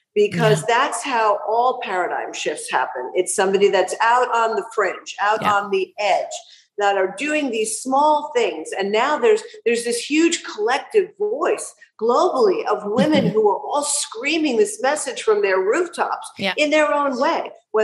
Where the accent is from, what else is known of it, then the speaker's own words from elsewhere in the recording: New York, United States; also born or lived in Aventura, Florida; now in Miami, United States; I do still identify as a New Yorker